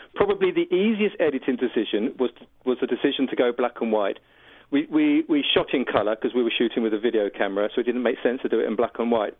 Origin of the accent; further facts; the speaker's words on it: United Kingdom; I'm a British filmmaker